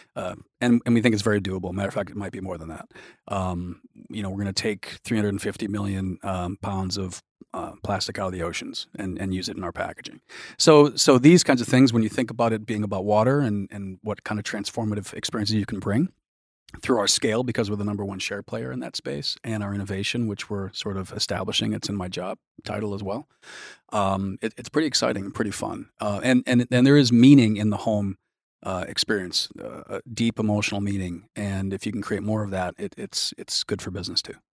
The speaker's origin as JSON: {"language": "English", "town": "Milwaukee", "region": "Wisconsin", "country": "United States", "tie": "born or raised there", "said": "I grew up in Milwaukee"}